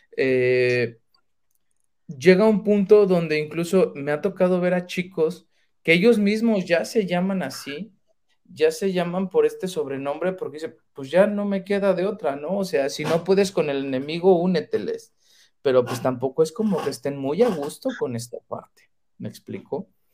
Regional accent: Mexico; como mexicanos

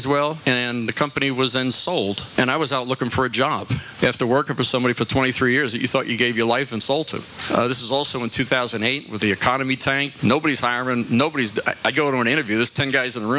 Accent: New York, United States; moved away as an adult; also born or lived in New Jersey / Bethlehem, Pennsylvania; now in Florida, United States; I was born and raised in New York

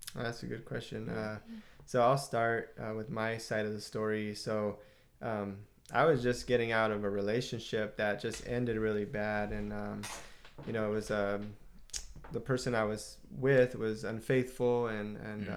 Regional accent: Southern California, United States; we're Southern California, uh, born and raised and uh, not far from Los Angeles

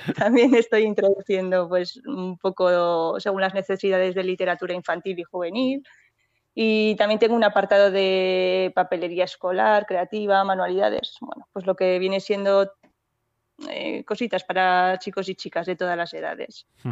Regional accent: Borja, Aragon, Spain; moved away as an adult; now in Ágreda, Spain; yo vengo de la provincia de Zaragoza de, un pueblo que se llama Borja

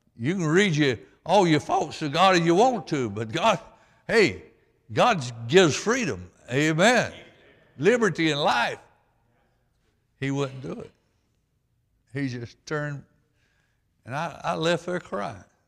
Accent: Stockton, Georgia, United States; as a poor boy, and growing up in Stockton, Georgia

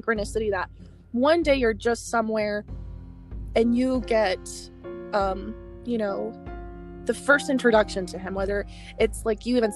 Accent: Arizona, United States; Arizona, where I live, my home state

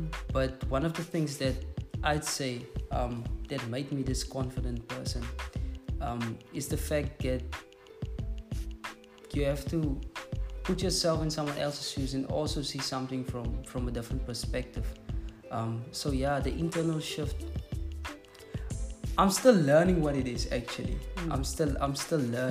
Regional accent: South Africa; first language Afrikaans; English is a second language; It's not my mother tongue, I'm actually Afrikaans

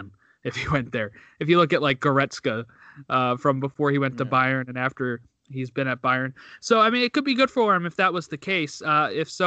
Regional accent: United States; as an American fan

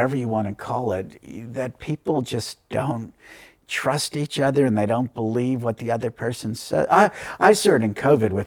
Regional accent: New York, United States; moved away as an adult; now in New Zealand; one of my best friends growing up in New York

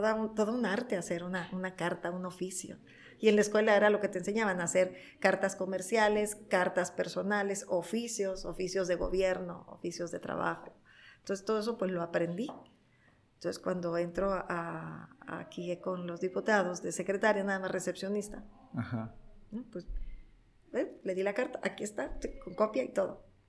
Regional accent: Tijuana, Baja California, Mexico; Nacida en Tijuana, creada en Tijuana toda mi vida en Tijuana

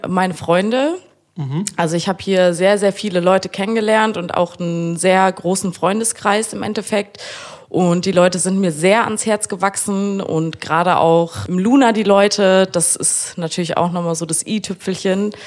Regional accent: Frankfurt, Germany; now in Kiel, Germany; ich wohne in Kiel, komme aber aus Frankfurt

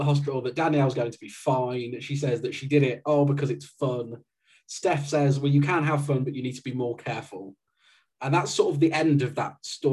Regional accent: West Midlands, United Kingdom; I'm from the West Midlands

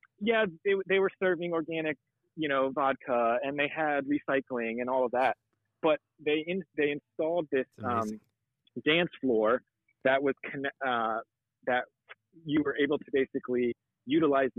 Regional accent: Florida, United States; I grew up in Florida, and Florida is a wild place

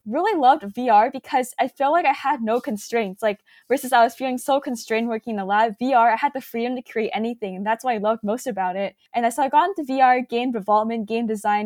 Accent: Silicon Valley, California, United States; growing up in Silicon Valley

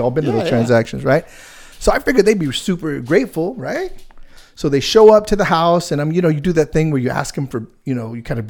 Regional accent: San Diego, California, United States; we kind of grew up in a tough neighborhood. I grew up down in South San Diego, so it was kind of like a tough neighborhood.

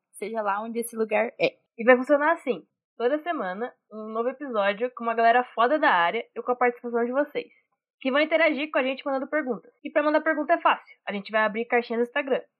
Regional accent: Catanduva, São Paulo, Brazil; eu sou de Catanduva, interior de São Paulo

